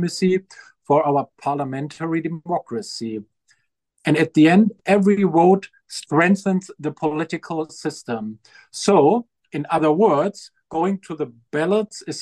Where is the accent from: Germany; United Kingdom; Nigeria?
Germany; moved away as an adult; also born or lived in Lebanon / Kenya; now in South Africa; my home country, Germany